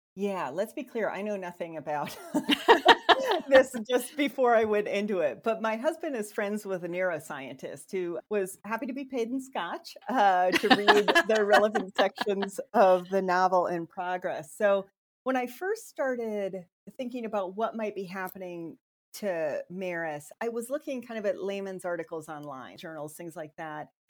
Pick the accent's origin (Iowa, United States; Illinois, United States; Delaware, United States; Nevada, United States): Iowa, United States; Sanborn; also born or lived in Minnesota / Nebraska; now in Ohio, United States; i grew up in a small farming community in iowa in the northwest corner about 1200 people sanborn iowa